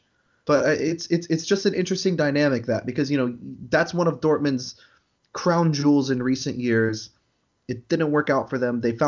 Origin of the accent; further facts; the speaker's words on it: United States; as an American Chelsea fan